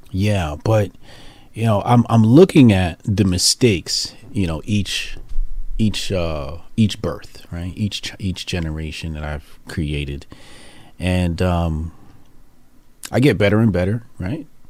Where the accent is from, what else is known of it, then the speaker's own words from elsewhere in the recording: Newark, New Jersey, United States; my hometown, Newark, New Jersey